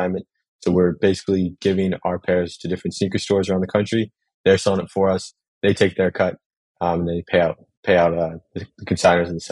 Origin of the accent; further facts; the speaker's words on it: Massachusetts, United States; now in New York City, United States; I'm originally from Massachusetts. I'm located in New York City now